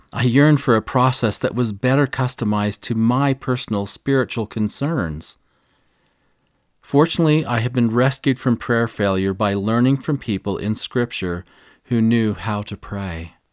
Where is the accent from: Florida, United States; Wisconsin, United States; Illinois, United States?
Illinois, United States; near Nauvoo; I grew up near Nauvoo.